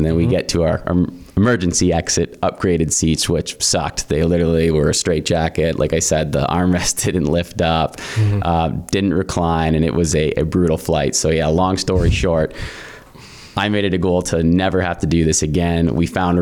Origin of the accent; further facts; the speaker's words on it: St. Catharines, Ontario, Canada; also born or lived in Lion's Head, Ontario; I grew up there, moved to Niagara when I was about 10 years old, and grew up in the Welland St. Catharines area